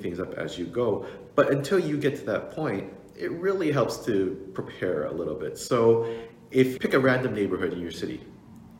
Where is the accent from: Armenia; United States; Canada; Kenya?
Canada; Toronto, Ontario; I grew up here in Toronto